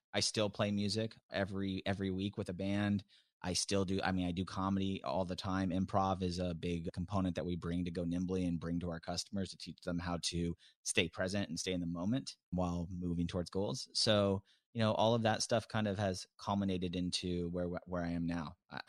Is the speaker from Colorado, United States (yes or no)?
no; Tacoma, Washington, United States; I grew up in the Seattle area, right outside of Seattle in this place called Tacoma, which is very blue collar.